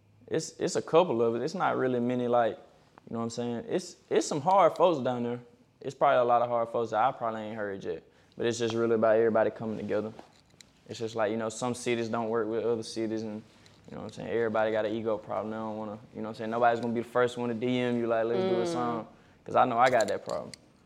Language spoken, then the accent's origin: English; Alabama, United States